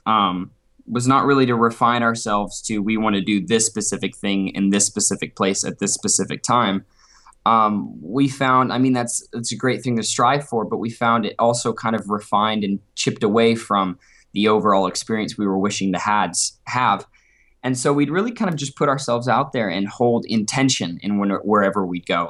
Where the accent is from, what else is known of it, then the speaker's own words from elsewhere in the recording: Beaverton, Oregon, United States; I'm from Portland, Oregon originally. Well, suburbia, Beaverton, Oregon, just outside